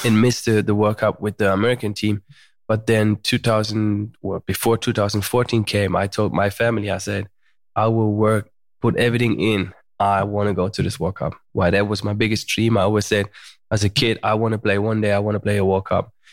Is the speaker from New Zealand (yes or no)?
no; Germany; moved away as an adult; also born or lived in United States; now in Malibu, United States; I was born in Germany